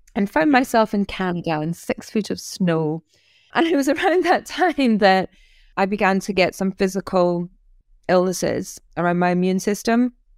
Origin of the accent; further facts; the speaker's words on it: North East of Scotland, United Kingdom; now in Sussex, United Kingdom; I'm Scottish